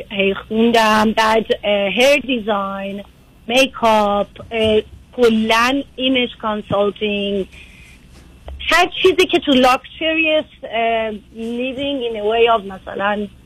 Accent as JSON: {"language": "Persian", "country": "Iran", "moved": "as an adult", "lives_now": "United States", "said": "از ایران اومدم"}